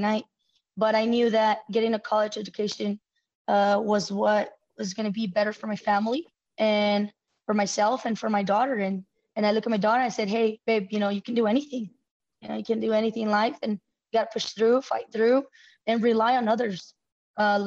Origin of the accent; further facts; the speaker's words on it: El Paso, Texas, United States; I'm from El Paso, Texas, and I grew up in a low-income community, and now I'm a female coach here in town